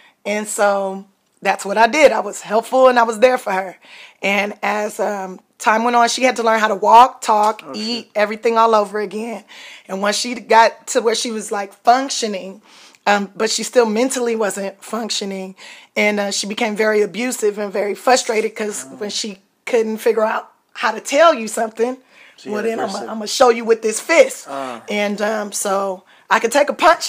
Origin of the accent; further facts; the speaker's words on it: Los Angeles, California, United States; in Los Angeles, California